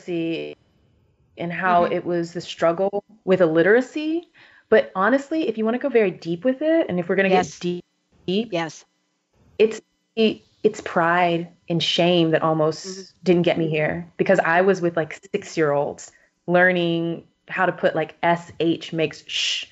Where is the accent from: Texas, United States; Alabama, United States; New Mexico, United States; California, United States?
Texas, United States; moved away; I'm originally from Texas